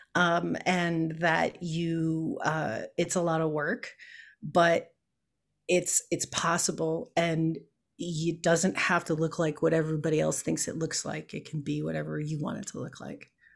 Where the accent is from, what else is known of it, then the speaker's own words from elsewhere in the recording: Chicago, Illinois, United States; moved away; I was born and raised in Chicago